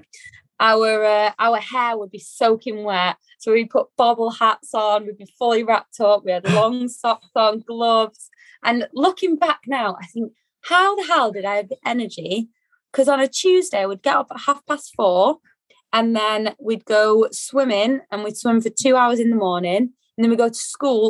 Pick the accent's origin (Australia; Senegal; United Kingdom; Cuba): United Kingdom; Manchester, North West England; grew up in Manchester